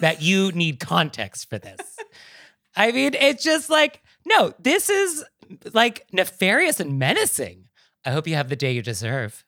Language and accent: English; Marin County, California, United States; I am from Marin County